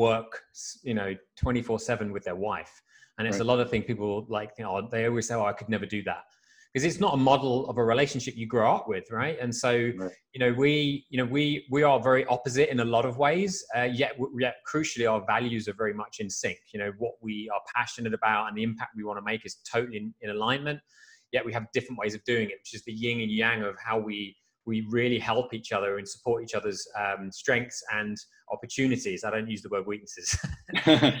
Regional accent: Frimley, South East England, United Kingdom; also born or lived in London; I grew up outside of London in the UK in a small village called Frimley

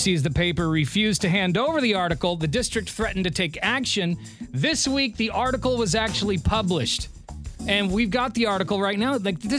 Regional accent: United States; I'm a real American.

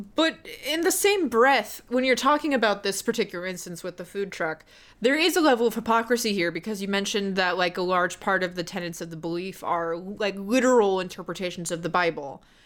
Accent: the South, United States; growing up in the South.

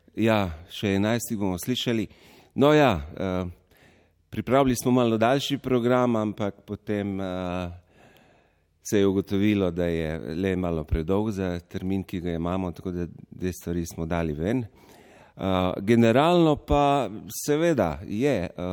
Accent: Goriška, Slovenia; Samo trije prihajamo z Goriškega konca

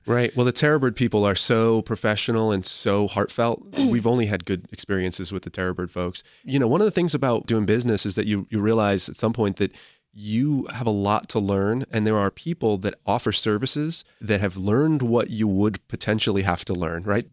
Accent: Sturbridge, Massachusetts, United States; I'm from Sturbridge, Massachusetts

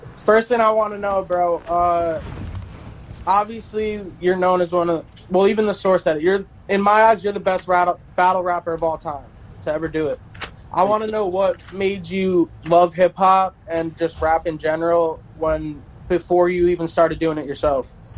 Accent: New Jersey, United States; We're both from New Jersey

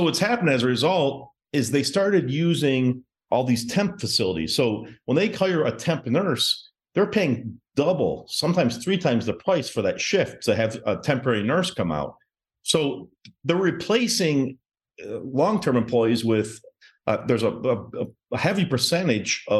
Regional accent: Detroit, Michigan, United States; moved away as an adult; now in Miami, United States; I'm originally from Michigan. I grew up in Metro Detroit. I currently live in Miami right now

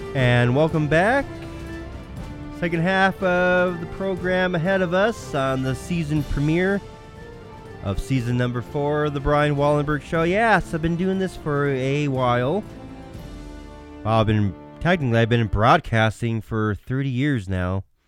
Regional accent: Minnesota, United States; my home state of Minnesota

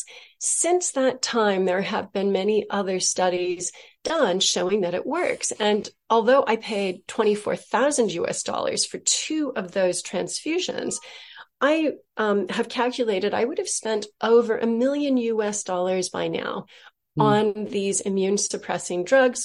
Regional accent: Southern California, United States; I'm from California, from Southern California

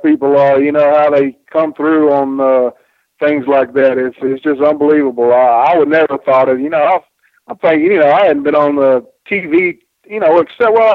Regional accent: Spartanburg, South Carolina, United States; my little town in Spartanburg, South Carolina, and I grew up on Mid-Atlantic Championship Wrestling

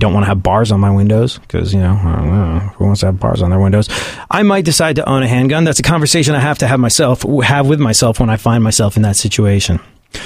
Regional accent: United States; We're not English. We're American.

